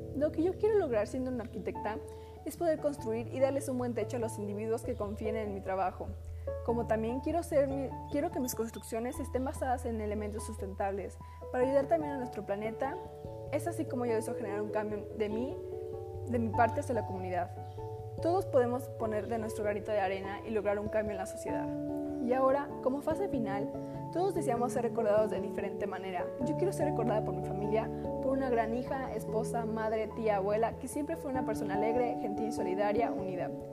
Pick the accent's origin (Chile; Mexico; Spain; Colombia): Mexico; como mexicana quiero ser alguien que fue orgullosa de su nacionalidad y cultura